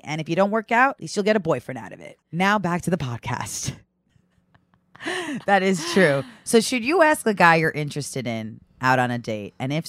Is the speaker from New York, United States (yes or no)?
yes; Great Neck, New York, United States; I'm from Great Neck, Long Island.